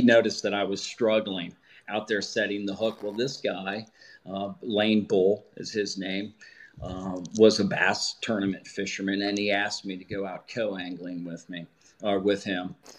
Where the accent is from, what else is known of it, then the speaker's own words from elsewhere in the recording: Kentucky, United States; now in Milford, United States; I grew up in Ewing County, Kentucky